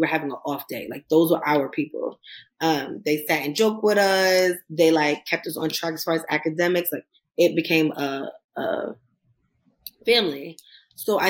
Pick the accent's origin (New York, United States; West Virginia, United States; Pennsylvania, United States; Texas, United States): New York, United States; New York City; I am from Queens, New York